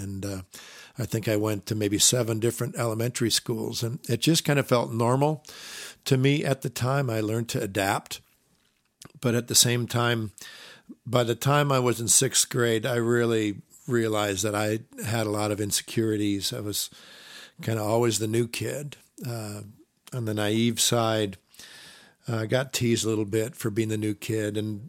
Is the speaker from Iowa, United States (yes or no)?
yes; Iowa, United States; also born or lived in Minnesota; I was raised in the Midwest, Iowa, Minnesota, by conservative, evangelical Christian parents.